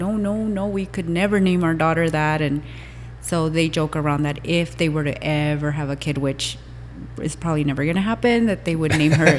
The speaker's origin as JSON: {"language": "English", "country": "Mexico", "said": "I was born in Mexico. My mom was Mexican"}